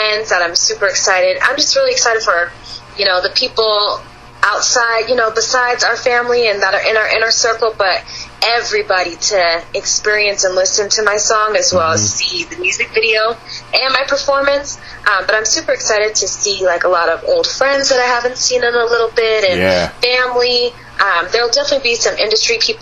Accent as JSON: {"language": "English", "town": "Los Angeles", "region": "California", "country": "United States", "said": "I am not specifically from Beverly Hills, but Los Angeles"}